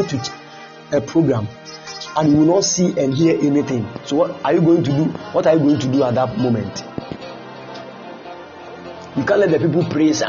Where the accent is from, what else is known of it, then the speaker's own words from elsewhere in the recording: Kumasi, Ashanti, Ghana; moved away; I came from Kumasi